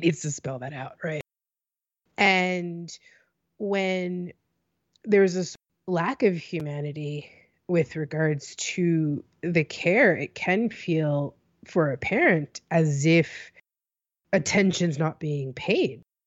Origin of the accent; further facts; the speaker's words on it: United States; I'm an American.